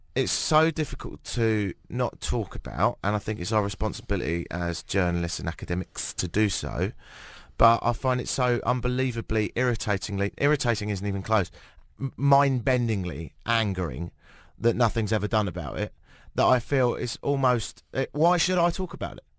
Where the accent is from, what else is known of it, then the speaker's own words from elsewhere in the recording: United Kingdom; I'm British